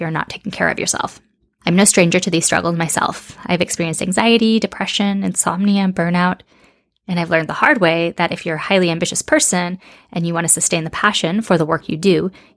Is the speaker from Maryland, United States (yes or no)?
no; Seattle, Washington, United States; moved away as an adult; also born or lived in Madrid, Spain / Amsterdam, Netherlands; I grew up in Seattle in the US, but moved to Spain in my mid-20s.